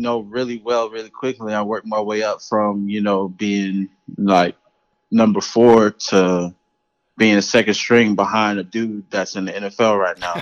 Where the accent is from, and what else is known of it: Charleston, South Carolina, United States; born or raised there